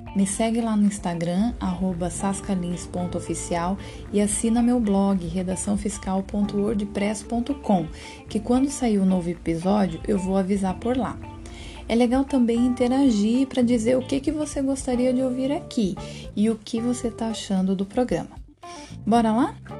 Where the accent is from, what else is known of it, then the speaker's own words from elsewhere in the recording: Paraná, Brazil; Nascido e criado no Paraná